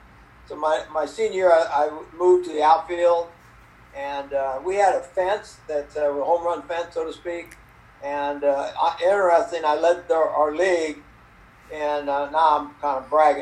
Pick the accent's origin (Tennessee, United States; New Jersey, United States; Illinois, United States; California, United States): California, United States; South San Francisco; So I grew up in South San Francisco, which is a suburb of San Francisco. And we kind of lived in the fog most of the time. It was very, very foggy in our area.